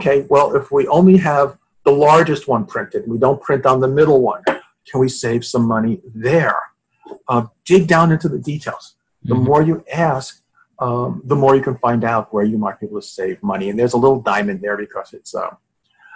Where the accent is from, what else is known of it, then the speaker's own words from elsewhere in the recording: New York, United States; I'm from New York